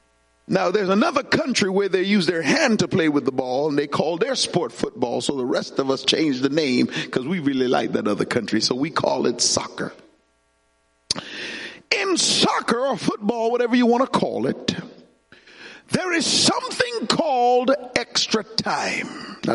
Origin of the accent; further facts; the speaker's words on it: Jamaica; When I was growing up in Jamaica, we had a sport.